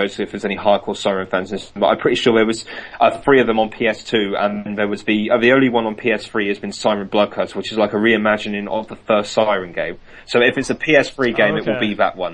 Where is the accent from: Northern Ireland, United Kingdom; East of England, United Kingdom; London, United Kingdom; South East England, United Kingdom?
South East England, United Kingdom; Reading; I'm from Reading.